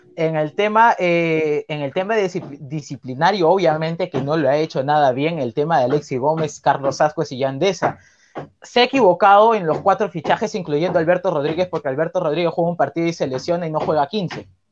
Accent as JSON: {"language": "Spanish", "region": "Callao", "country": "Peru", "said": "por ser del Callao, porque mis abuelos son del Callao"}